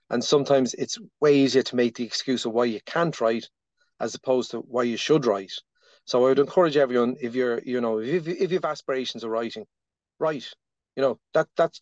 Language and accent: English; Dublin, Leinster, Ireland; born and bred in the Dublin's north inner city